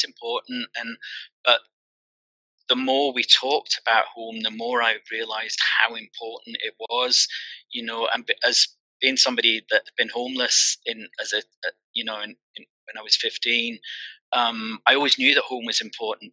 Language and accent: English; Glasgow, Scotland, United Kingdom; moved away; also born or lived in Brighton; I'm from Glasgow originally